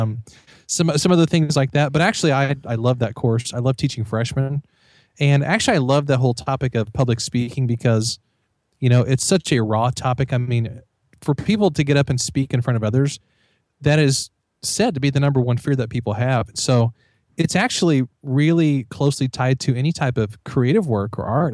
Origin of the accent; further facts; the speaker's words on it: Missouri, United States; I'm from Missouri